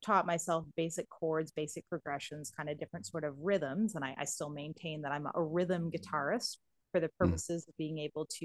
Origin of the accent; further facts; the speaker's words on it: Canada; I am a Canadian.